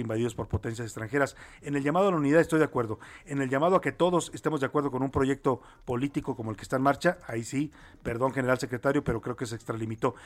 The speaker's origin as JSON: {"language": "Spanish", "country": "Mexico"}